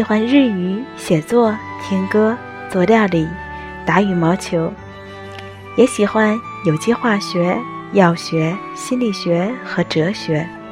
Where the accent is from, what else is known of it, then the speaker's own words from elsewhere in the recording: Tianjin, China; moved away as an adult; also born or lived in Tokyo, Japan; now in Shizuoka, Japan; 我是一只出生于天津、长在海河边上的猫。 从小到大学都没有出过天津的我，如今在日本留学